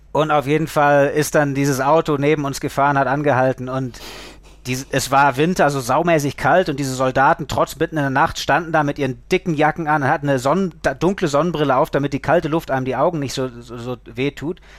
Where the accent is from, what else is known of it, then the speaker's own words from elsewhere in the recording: Lake Constance, Germany; so als Kind vom Bodensee, ich war natürlich am Segeln, am Surfen, das, das war mein, mein alles.